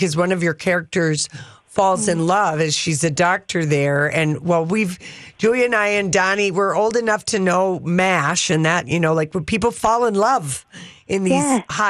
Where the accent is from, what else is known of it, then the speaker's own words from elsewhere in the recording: United States; we're American